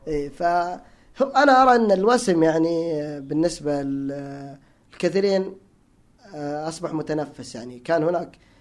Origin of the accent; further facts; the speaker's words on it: Hejaz, Saudi Arabia; انا تعصب حجازي هناك في الحجاز